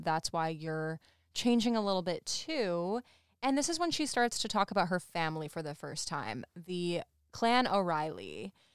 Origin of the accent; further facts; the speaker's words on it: Saratoga Springs, New York, United States; we are all from Saratoga Springs